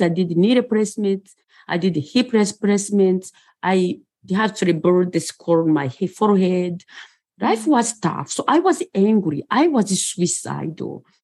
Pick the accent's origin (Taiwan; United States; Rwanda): Rwanda; moved away; also born or lived in Bucharest, Romania; I was born in Bucharest, Romania, and I grew up in Rwanda.